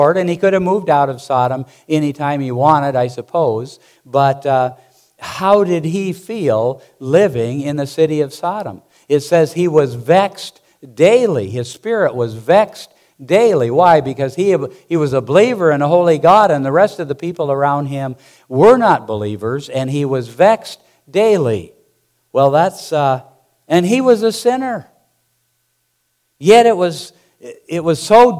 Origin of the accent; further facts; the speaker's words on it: Montana, United States; I grew up there in Montana mucking out stalls and cleaning pig pens